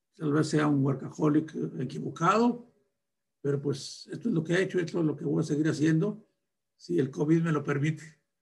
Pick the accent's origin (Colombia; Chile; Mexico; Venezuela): Mexico; Torreón, Coahuila; moved away; also born or lived in Guadalupe Victoria, Durango; Soy de un rancho de Durango, de Guadalupe Victoria Durango, y me crié en Torreón.